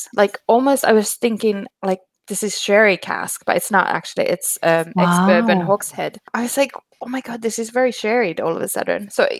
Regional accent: Finland; moved away; When I grew up in Finland, my friend's dad used to drill holes in birch trees and get the sap.

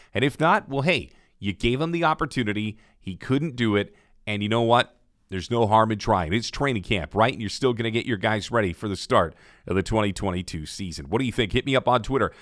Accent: Ontario, Canada; I grew up in Ontario

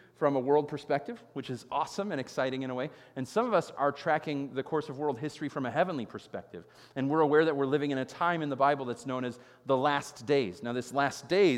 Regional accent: Chicago, Illinois, United States; I grew up in Chicago, and Chicago is known as the Windy City

